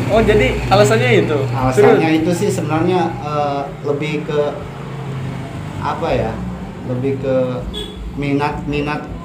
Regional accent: Cipanas, West Java, Indonesia; Kelas 4 SD sampai SMP itu di Cipanas.

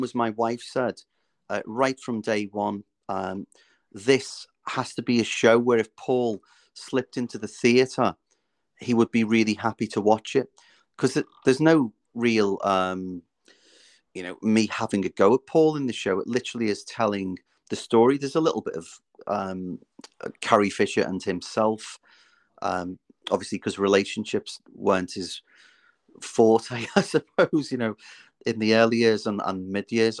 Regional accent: Liverpool, North West England, United Kingdom; now in North Wales, United Kingdom; I'm originally from Liverpool. I now live in North Wales

